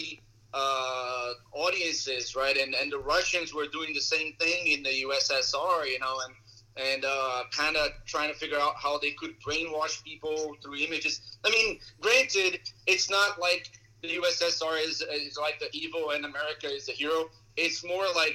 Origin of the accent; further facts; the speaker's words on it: Brazil; English is a second language; now in United States; I'm from Brazil.